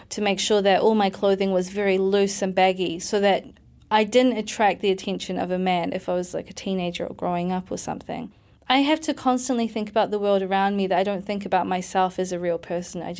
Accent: New Zealand; moved away as an adult; also born or lived in United Kingdom; I'm mixed race, but I'm also a New Zealander, but I come from families which are very protective about their daughters.

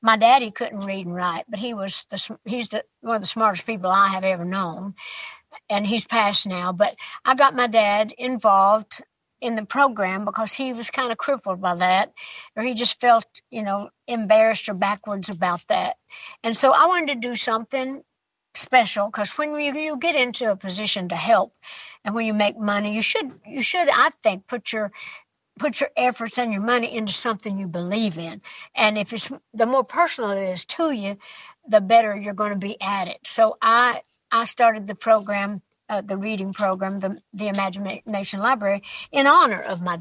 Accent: East Tennessee, United States; It was my hometown, my home area

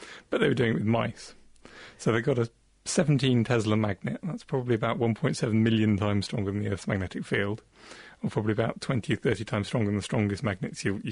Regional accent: near Salcombe, Devon, South West England, United Kingdom; There's a place near where I grew up called Salcombe in Devon

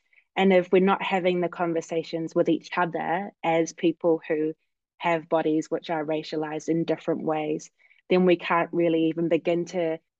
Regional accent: Auckland, New Zealand; moved away as an adult; now in United States; I am Samoan Pakeha. I'm born and raised in Auckland and currently living in the United States

